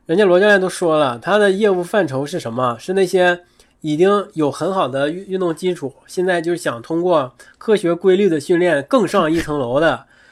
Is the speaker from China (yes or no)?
yes; Northeast China, China; 那作为一个东北人，可能天生就很亲近冰，很亲近雪，因为自然条件摆在那儿了